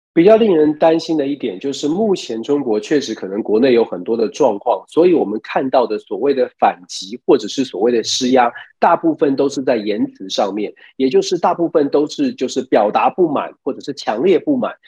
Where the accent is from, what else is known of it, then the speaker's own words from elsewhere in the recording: Taiwan; now in United States; 我们在华府，尤其是在作为台湾人在第一线